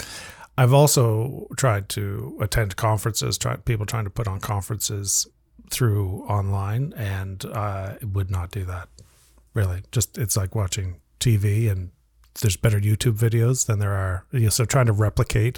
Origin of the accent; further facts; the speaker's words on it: Halifax, Nova Scotia, Canada; my hometown in Halifax, which I'm proud